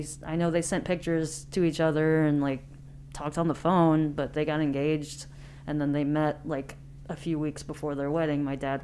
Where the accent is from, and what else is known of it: Independence, Missouri, United States; born or raised there; also born or lived in Taiwan